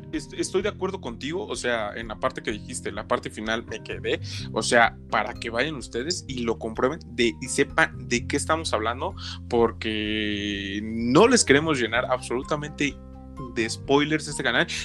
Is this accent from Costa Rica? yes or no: no; Mexico; perdónenme, pero es que soy eh, mexicano casi gringo, por eso luego no me acuerdo